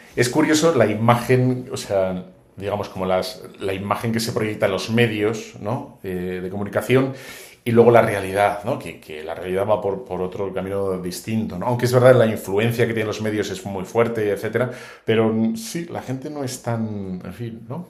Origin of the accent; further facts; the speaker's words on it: Bilbao, Basque Country, Spain; yo soy de Bilbao